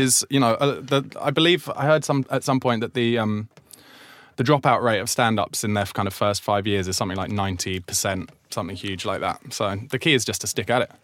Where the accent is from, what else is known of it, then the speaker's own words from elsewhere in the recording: Surrey, South East England, United Kingdom; I grew up in Surrey, but not in Croydon